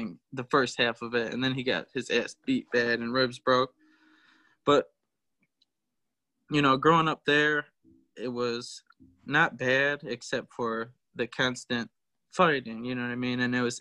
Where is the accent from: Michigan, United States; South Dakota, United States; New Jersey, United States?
Michigan, United States; also born or lived in Florida; I was born in Florida. My parents got divorced when I was 3. My dad slept with somebody else and actually got her pregnant. And I came back to Michigan with my mom, and my grandparents most of the time raised me.